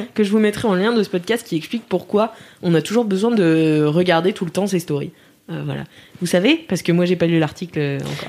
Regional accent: Nantes, Pays de la Loire, France; Je m'en vante à chaque fois qu'on me dit Tu viens d'où De Nantes

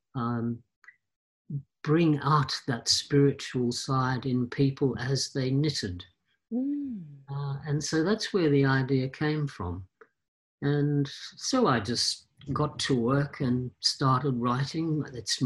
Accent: Australia; moved away as an adult; I'm an Australian born originally, but I left after uni when I was ridiculously

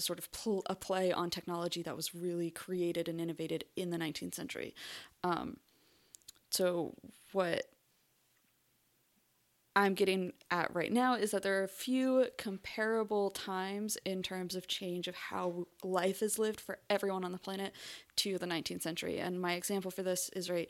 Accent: North Carolina, United States; first language English; I speak the version of English that I learned growing up in North Carolina

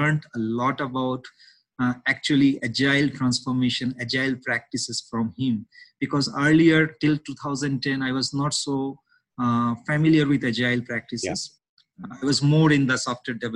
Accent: India; moved away as an adult; also born or lived in Germany; now in Kenya; I'm born and brought up in India

